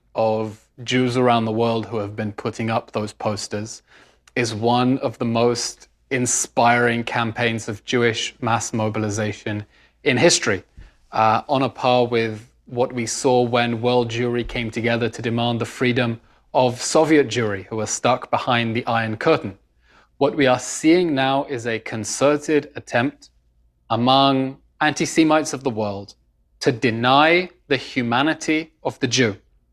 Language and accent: English; London, United Kingdom; moved away as an adult; now in Israel; British born and raised. I was born in London to Israeli parents. Grew up in the UK